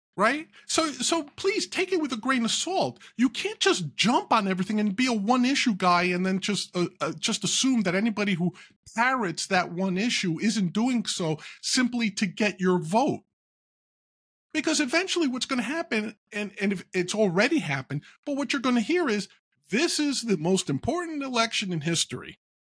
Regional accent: New York City, New York, United States; growing up in New York, living in New York, growing up not too far from where he was born in Queens

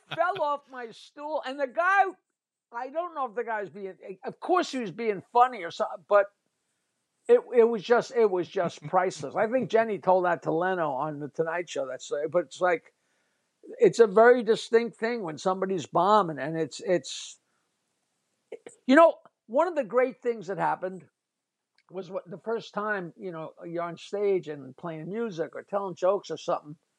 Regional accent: East Norwich, New York, United States; I grew up in East Norwich in this little town

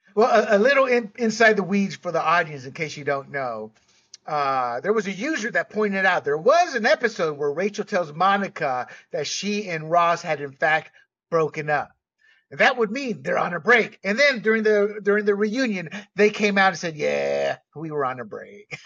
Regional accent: Panama; I grew up with cannabis because I was born and raised in Panama

